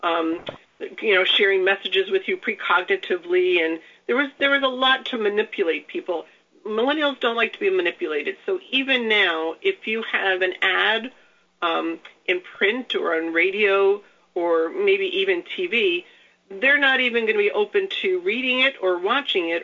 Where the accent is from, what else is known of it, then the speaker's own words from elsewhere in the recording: New York City, New York, United States; I grew up in the New York area. I grew up in New York City